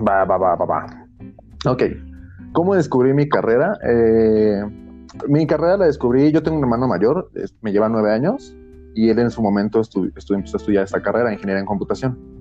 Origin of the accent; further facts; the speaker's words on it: Mexico City, Mexico; soy chilango